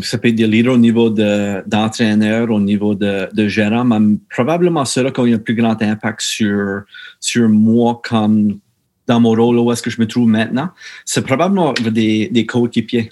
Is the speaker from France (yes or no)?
no; Meteghan, Nova Scotia, Canada; originaire de, de la Baie-Sainte-Marie, juste un, autre euh, petit village appelé Metagan